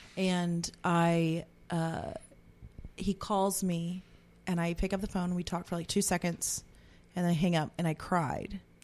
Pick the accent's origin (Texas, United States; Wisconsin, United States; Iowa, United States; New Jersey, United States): Texas, United States; I'm from Texas, too